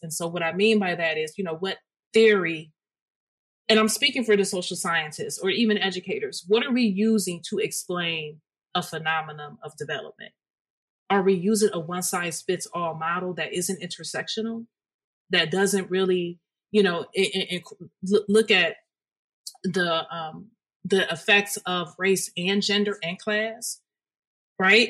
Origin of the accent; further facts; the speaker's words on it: Detroit, Michigan, United States; through my K through 12 experience, I am from Detroit